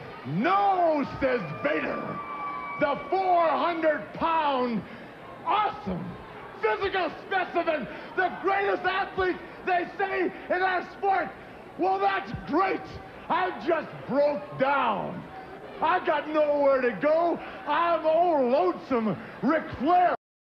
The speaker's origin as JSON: {"language": "English", "town": "Charlotte", "region": "North Carolina", "country": "United States", "tie": "born or raised there", "said": "Charlotte's my hometown, brother."}